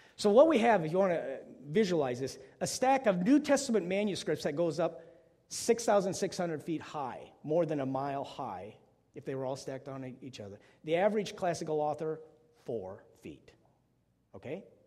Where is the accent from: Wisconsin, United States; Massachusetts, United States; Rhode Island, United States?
Wisconsin, United States; I grew up in Wisconsin, public school system there.